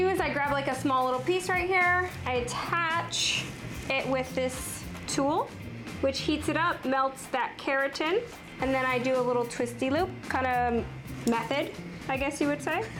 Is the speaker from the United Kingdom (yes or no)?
no; Connecticut, United States; I'm originally from Connecticut